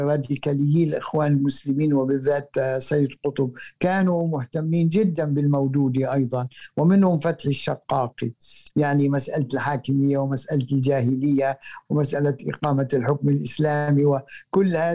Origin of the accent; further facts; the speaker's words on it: Palestine; باعتباري فلسطيني وهو فلسطيني أصله